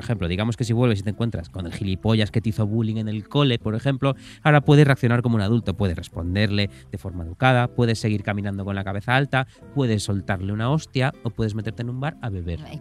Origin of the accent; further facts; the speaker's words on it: Pontevedra, Galicia, Spain; moved away; en mi Pontevedra natal